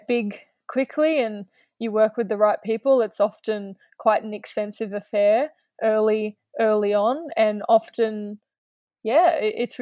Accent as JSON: {"language": "English", "country": "Australia", "said": "as an Australian"}